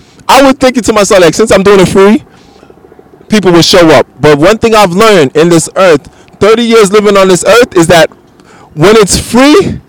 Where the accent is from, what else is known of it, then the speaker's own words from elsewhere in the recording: Bronx, New York, United States; because, you know, I'm from the Bronx, one of the most unhealthiest counties in the world.